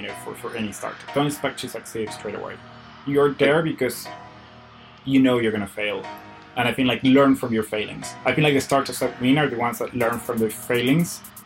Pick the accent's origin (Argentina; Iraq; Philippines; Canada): Argentina; my city is quite small and it's very Argentinian